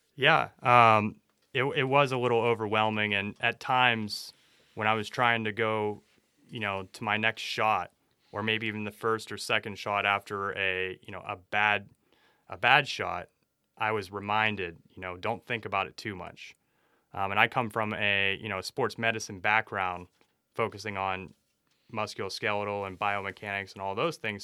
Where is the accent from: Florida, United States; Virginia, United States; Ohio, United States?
Ohio, United States; Youngstown; I grew up around in Youngstown, Ohio